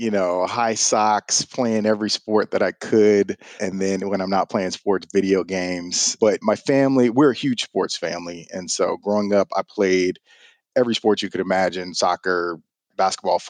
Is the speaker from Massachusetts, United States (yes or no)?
no; Houston, Texas, United States; I am a lifelong Houstonian, born and raised in Houston, Texas.